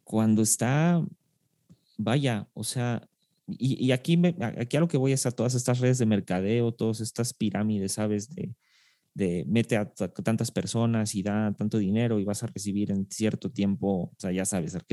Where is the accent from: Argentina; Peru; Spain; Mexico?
Argentina; argentino argentino. Soy argentino.